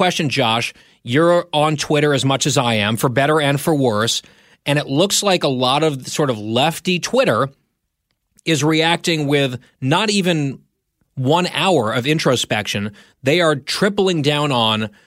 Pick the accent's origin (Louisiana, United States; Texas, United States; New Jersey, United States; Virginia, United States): New Jersey, United States; moved away; I'm from a suburban town outside of New York City. It's where I grew up. It's where I went to high school.